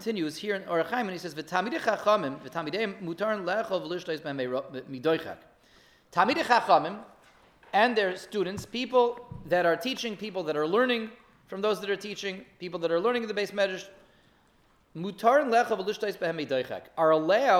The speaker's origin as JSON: {"language": "English", "town": "Denver", "region": "Colorado", "country": "United States", "tie": "born or raised there", "moved": "yes", "said": "I grew up in Denver, I went to Masifta in Denver, Colorado"}